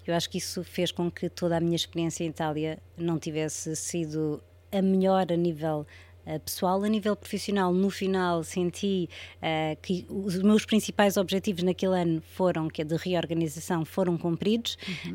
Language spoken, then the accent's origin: Portuguese; Portugal; moved away as an adult; also born or lived in Spain